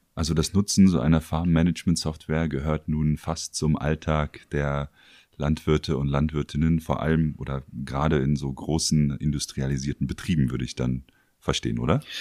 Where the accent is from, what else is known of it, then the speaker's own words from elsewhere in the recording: Berlin, Germany; für mich selbst als Berliner